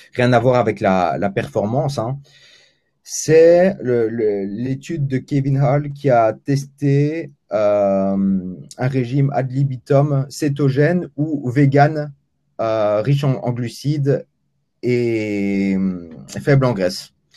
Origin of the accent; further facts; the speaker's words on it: Belgium; je suis belge pour les 70, hein.